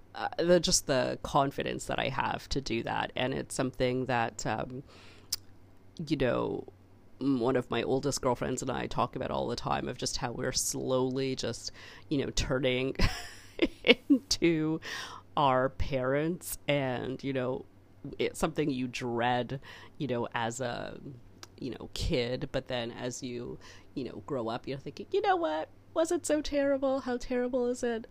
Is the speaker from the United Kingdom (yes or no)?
no; Canada; I'm so Canadian